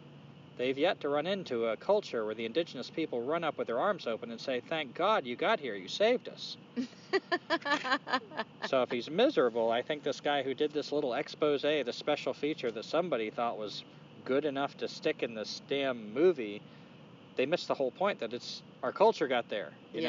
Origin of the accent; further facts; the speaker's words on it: Durham, North Carolina, United States; Yeah, so Teresa and I came down from the North Carolina mountains back to the Piedmont of North Carolina in Durham, North Carolina, where we were from before we went to the mountains